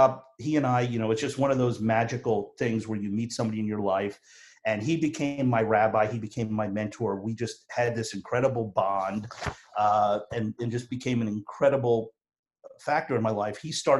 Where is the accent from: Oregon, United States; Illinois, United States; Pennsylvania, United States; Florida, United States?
Pennsylvania, United States; Philadelphia; I am from Philly